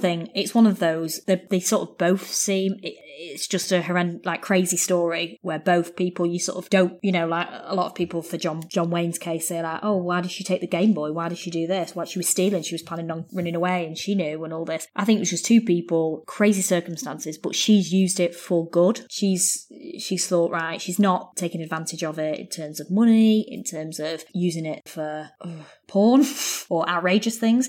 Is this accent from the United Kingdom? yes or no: yes; United Kingdom; as a British person